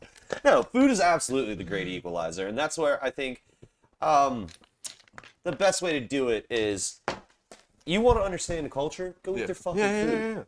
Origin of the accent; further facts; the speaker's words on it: Charleston, South Carolina, United States; I'm from Charleston, South Carolina.